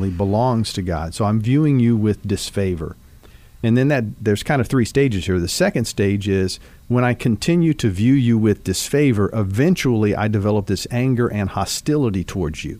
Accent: Dayton, Ohio, United States; now in Kentucky, United States; being the age that I am and growing up in Dayton, Ohio

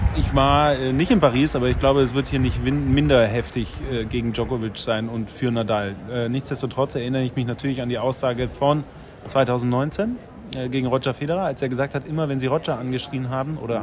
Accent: Bavaria, Germany; aufgewachsen in Bayern.

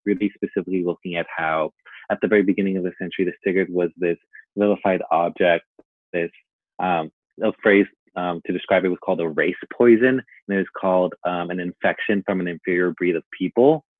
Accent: Long Beach, California, United States; also born or lived in Mexico; I am from Long Beach, California, but I also sometimes claim Mexico just because I spent so much of my childhood there, but now I reside in Long Beach.

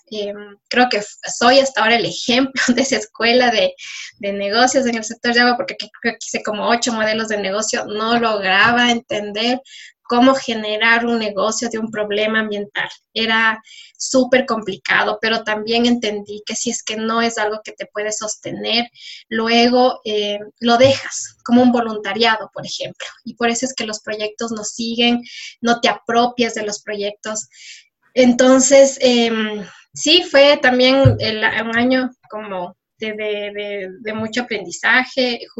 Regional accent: Ecuador; soy, soy de Ecuador, pero no me conocen todavía y hay mucho por decir.

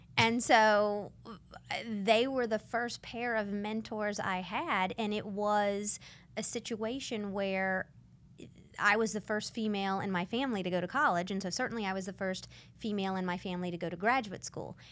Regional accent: Santa Rosa County, Pensacola suburbs, Florida, United States; I grew up in San Rosa County

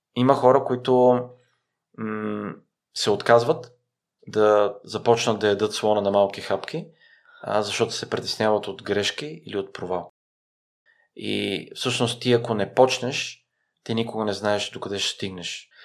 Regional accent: Bulgaria; also born or lived in Iraq; като българи

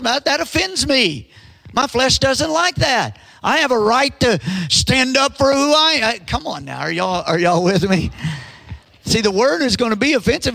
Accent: United States; as an American

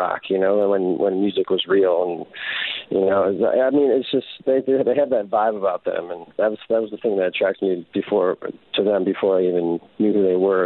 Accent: Detroit, Michigan, United States; moved away; I get to play my hometown, and the venue we're playing in Detroit is literally like maybe 2 miles from my mom's house

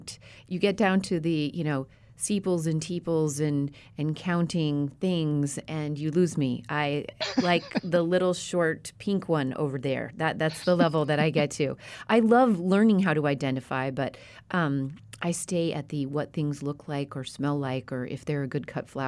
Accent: Colorado, United States; also born or lived in West; And I grew up at elevation in Colorado and have lived all over the West.

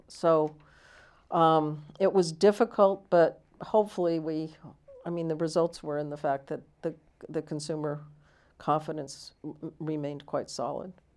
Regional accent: California, United States; also born or lived in Washington, D.C.

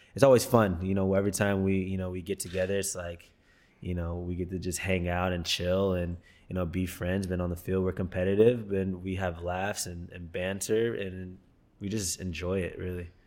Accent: Texas, United States; moved away; I grew up in Texas where American football was huge

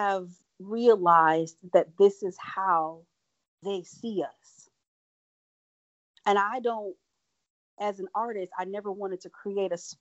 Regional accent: Franklin, Wisconsin, United States; also born or lived in Milwaukee; I grew up in Franklin

